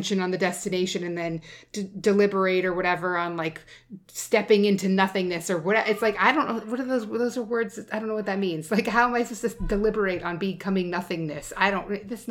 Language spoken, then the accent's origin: English; Alaska, United States; when I was a kid, I grew up in Alaska